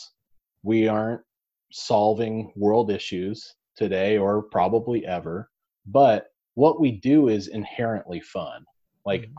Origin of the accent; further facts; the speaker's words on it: Nebraska, United States; I'm from Nebraska, I was born and raised here.